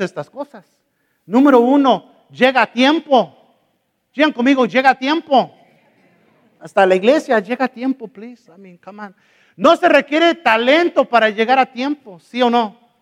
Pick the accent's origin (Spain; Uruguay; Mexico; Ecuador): Mexico; soy mexicano